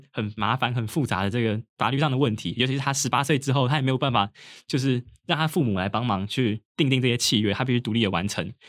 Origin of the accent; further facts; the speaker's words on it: Taipei, Taiwan; 我自己是个人是比较幸运，因为我老家在台北，所以我其实还是住家里。